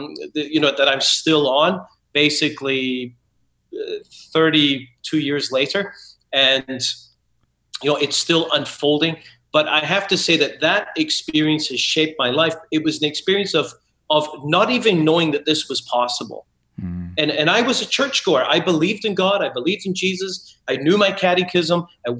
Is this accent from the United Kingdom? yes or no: yes; Scotland, United Kingdom; I was raised Catholic in Scotland